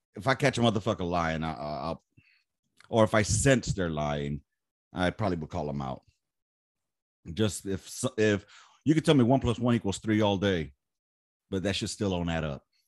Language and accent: English; Los Angeles, California, United States; Born and raised in South Central